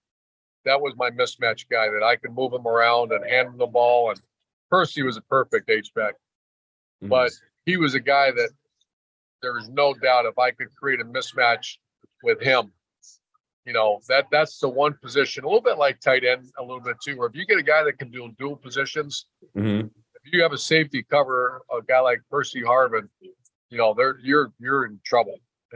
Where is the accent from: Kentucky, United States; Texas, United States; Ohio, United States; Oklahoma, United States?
Ohio, United States; Toledo; also born or lived in Cincinnati / Cleveland; I'm from Toledo. I'm actually from Toledo and Cincinnati and Cleveland.